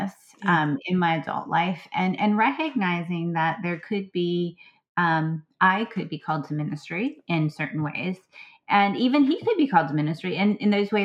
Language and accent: English; Southwest Pennsylvania, United States; also born or lived in Blue Ridge Mountains, Virginia; now in Virginia, United States; I grew up actually in Southwest Pennsylvania, which is also part of the broader Appalachian chain.